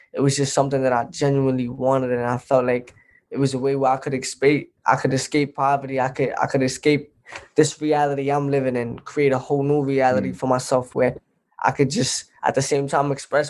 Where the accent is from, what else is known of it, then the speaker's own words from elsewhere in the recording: New York City, New York, United States; I grew up in Brooklyn, New York, Crown Heights to be specific